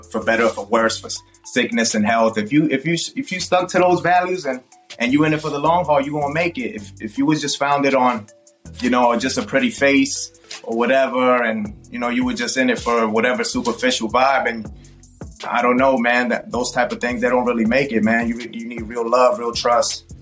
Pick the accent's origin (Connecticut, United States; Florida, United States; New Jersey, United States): Florida, United States; South; growing up in South Florida, we grew up with Miami bass